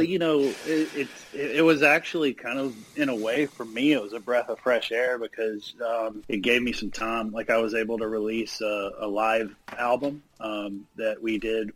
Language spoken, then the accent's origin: English; Bolton, Mississippi, United States; I grew up in Bolton, Mississippi